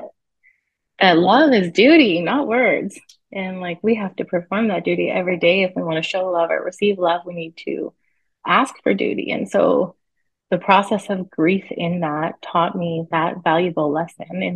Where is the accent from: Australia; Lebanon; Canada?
Canada; British Columbia; I'm from Canada, BC